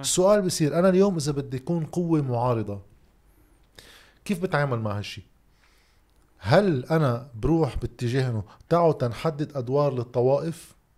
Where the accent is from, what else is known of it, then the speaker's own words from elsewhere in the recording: Lebanon; عندنا بلبنان